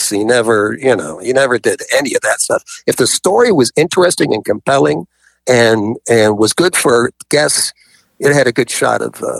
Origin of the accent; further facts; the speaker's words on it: New York, United States; I wasn't because I come from New York.